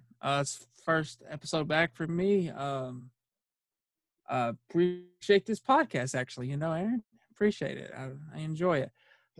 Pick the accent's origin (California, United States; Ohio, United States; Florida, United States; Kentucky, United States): Kentucky, United States; Russellville; I'm from Russellville, but it hits us.